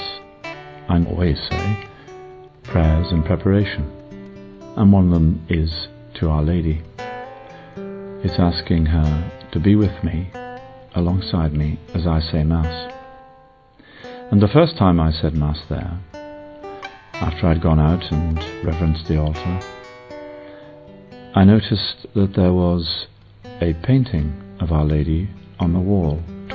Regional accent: England, United Kingdom; I'm English

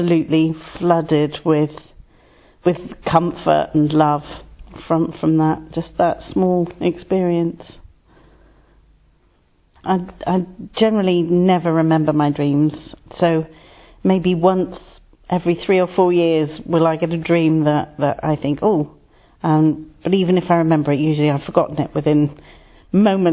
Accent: England, United Kingdom; also born or lived in Salisbury; I'm English and living here in Salisbury.

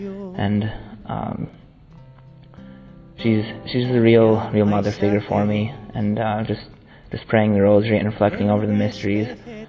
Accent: United States; I'm from the United States of America. I'm 22.

